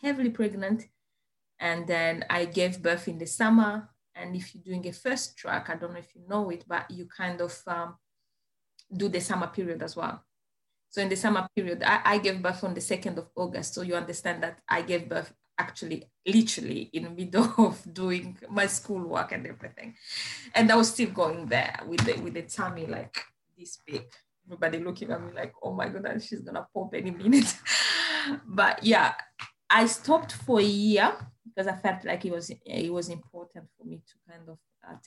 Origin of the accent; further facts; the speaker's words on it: Rwanda; English is a second language; moved away as an adult; now in Plymouth, United Kingdom; I come from Rwanda